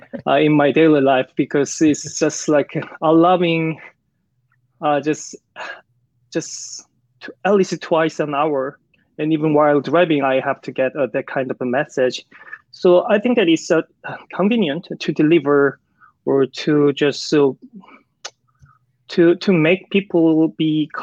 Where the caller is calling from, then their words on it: Busan, South Korea; So I'm calling from Busan, which is the second largest city in South Korea after Seoul, and located in the southeastern part of Korean Peninsula.